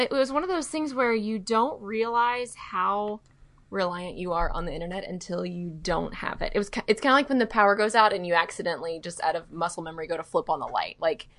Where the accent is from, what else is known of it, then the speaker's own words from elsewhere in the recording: Mobile, Alabama, United States; moved away; my hometown of Mobile.